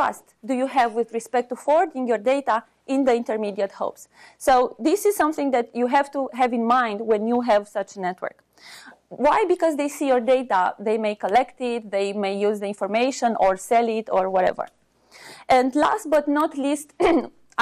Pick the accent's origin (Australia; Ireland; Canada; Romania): Romania; now in United States; I'm originally from Romania